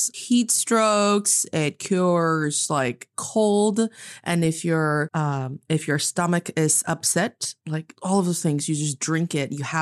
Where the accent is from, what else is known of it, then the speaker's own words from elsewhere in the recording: Northeast China, China; now in Beijing, China; I am from the northeast part of China originally. I am living in Beijing, China right now